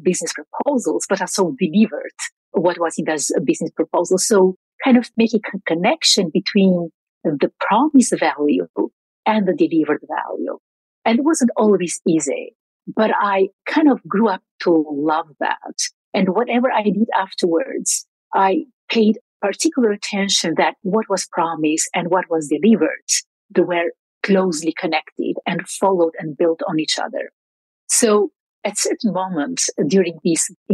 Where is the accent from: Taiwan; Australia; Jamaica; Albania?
Albania; moved away as an adult; also born or lived in Belgium; I grew up in Albania during the years of dictatorship